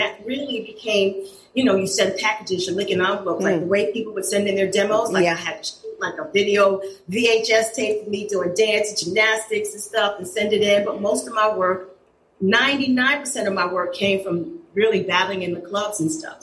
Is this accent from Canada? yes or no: no; New York City, New York, United States; I grew up in East Elmhurst, Corona, Jackson Heights, Queens.